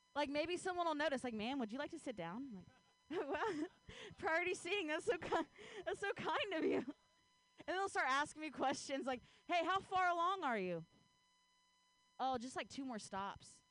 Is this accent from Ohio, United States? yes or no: yes; Ohio, United States; now in Bay Area, United States; I grew up in Ohio